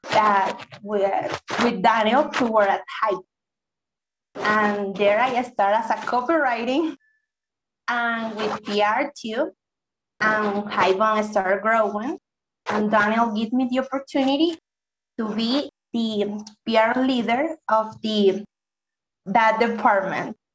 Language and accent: English; Valencia, Carabobo, Venezuela; I'm from Valencia, is a little city um, in Venezuela.